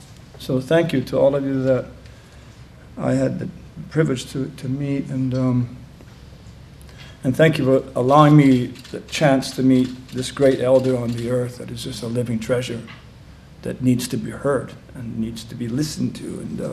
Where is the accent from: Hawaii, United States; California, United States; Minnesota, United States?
Hawaii, United States; that's how I grew up, at the time when being Hawaiian was second rate.